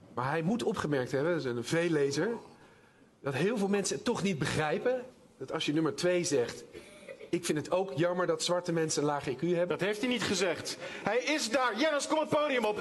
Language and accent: Dutch; Amsterdam, North Holland, Netherlands; Als Amsterdammer